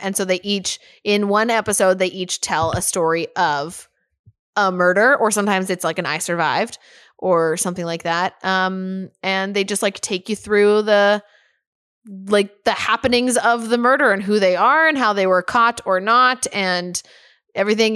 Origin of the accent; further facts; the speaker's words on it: Canada; as a Canadian citizen